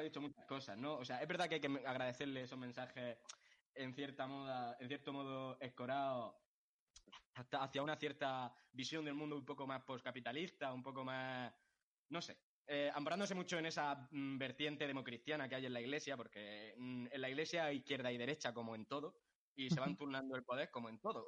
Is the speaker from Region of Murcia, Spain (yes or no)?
yes; Molina de Segura, Region of Murcia, Spain; mi pueblo, de Molina de Segura, porque de aquí solo salen cosas